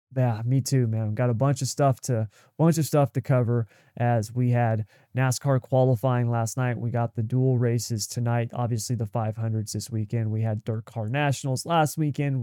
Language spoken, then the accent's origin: English; United States